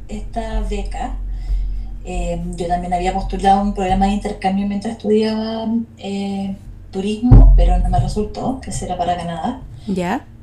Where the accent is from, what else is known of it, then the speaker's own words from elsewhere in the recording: Chile; la mayoría de mi, de mi vida la viví entre Santiago y Valparaíso.